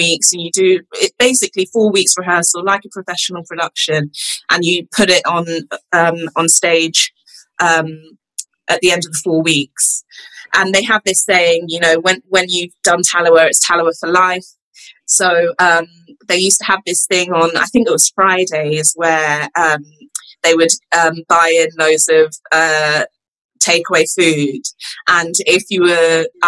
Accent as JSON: {"language": "English", "region": "London", "country": "United Kingdom", "tie": "born or raised there", "also_born_or_lived": "Nottingham", "said": "I grew up in London and then, I went to university in Nottingham."}